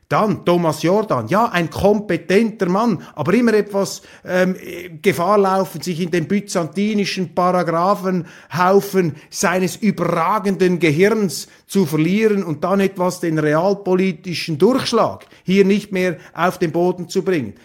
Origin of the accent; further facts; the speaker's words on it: Switzerland; wir als Schweizer